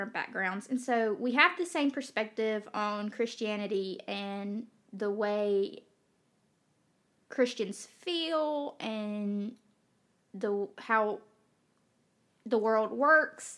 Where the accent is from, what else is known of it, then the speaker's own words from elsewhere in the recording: Magee, Mississippi, United States; we are from McGee, Mississippi. So I know I have a bad accent.